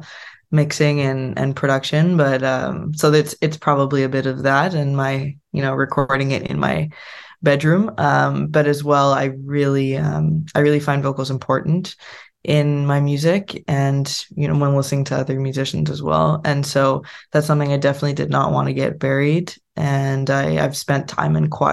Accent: Winnipeg, Manitoba, Canada; moved away as an adult; also born or lived in United States / Spain; now in Ottawa, Canada; I grew up in Winnipeg

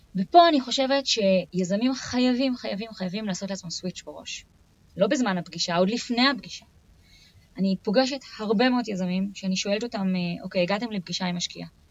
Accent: Israel; מוטבע בתרבות שלנו כישראלים

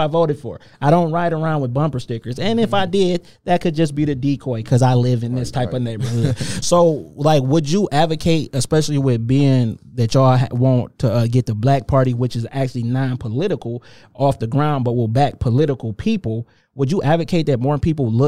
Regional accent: Inkster, Michigan, United States; I'm from Inkster

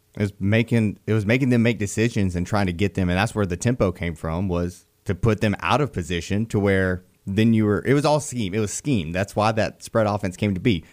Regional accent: Beulah, Alabama, United States; growing up in Beulah up there close to Valley

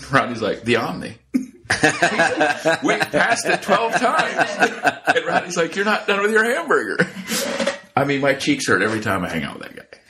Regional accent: Ohio, United States; also born or lived in Warsaw, Indiana; And then I moved over to Ohio and grew up there.

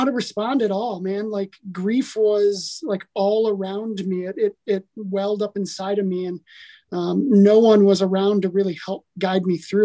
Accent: Milwaukee, Wisconsin, United States; moved away; also born or lived in St. Louis / Denver, Colorado; I grew up in Milwaukee, Wisconsin, this just lonely kid, depressed kid in America

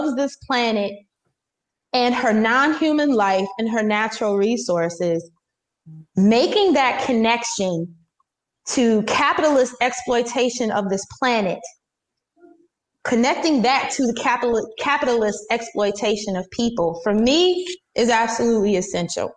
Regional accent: Wisconsin, United States; my home state of Wisconsin

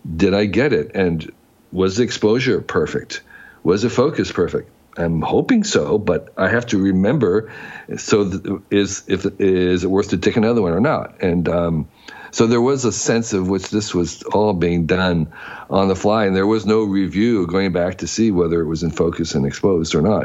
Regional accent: New Jersey, United States; moved away as an adult; I grew up in New Jersey

